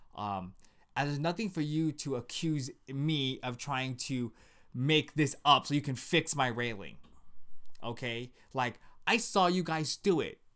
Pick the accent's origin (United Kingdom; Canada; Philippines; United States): United States; West Covina, California; we grew up in West Covina